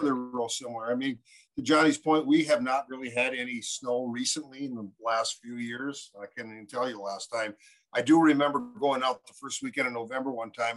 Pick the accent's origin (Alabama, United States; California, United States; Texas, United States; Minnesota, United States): Minnesota, United States; We're from both from Minnesota